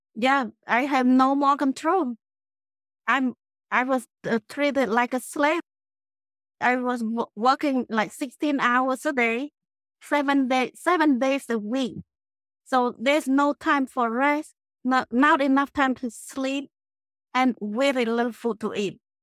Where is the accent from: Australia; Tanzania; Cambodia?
Cambodia; moved away as an adult; also born or lived in Phnom Penh, Cambodia / Connecticut, United States; now in Clearwater, United States; I grew up in the village, in the small village in Cambodia